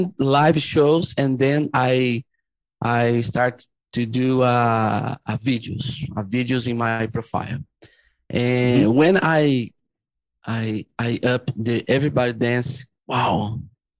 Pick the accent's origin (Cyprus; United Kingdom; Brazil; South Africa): Brazil; São Paulo; I grew up in Brazil, suburban São Paulo, Brazil